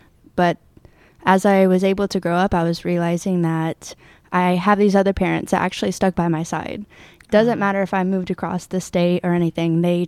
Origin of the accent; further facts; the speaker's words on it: Red Bluff, California, United States; born there; I was born in Red Bluff, and my mother was unstable, honestly.